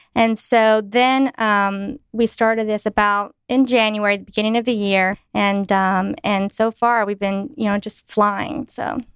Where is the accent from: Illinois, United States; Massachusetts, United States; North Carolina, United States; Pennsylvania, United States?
North Carolina, United States; Clinton; moved away as an adult; also born or lived in Sichuan, China; I'm from Clinton, North Carolina, a very small town